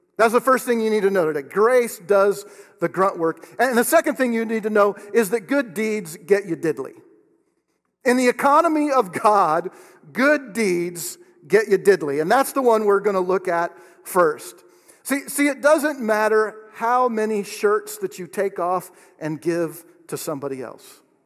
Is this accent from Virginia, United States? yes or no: no; Oregon, United States; moved away as an adult; now in Kansas, United States; I'm from Oregon